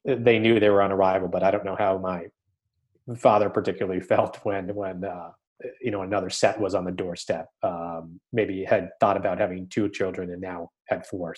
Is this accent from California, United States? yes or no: no; Massachusetts, United States; I grew up in Massachusetts